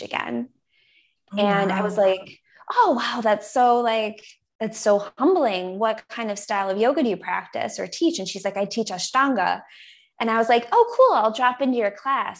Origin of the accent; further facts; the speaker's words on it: Buffalo, New York, United States; moved away; my little Buffalo Polish dupa